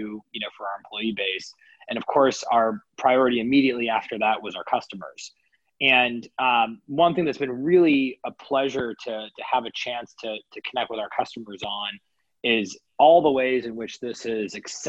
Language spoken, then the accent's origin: English; Kansas City, Kansas, United States; most of my upbringing was in Kansas City, Kansas.